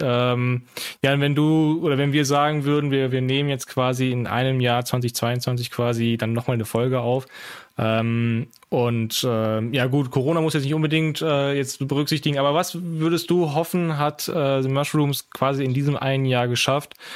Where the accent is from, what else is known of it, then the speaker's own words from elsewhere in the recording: Aachen, North Rhine-Westphalia, Germany; moved away; ich bin äh, gebürtig äh, auch Aachener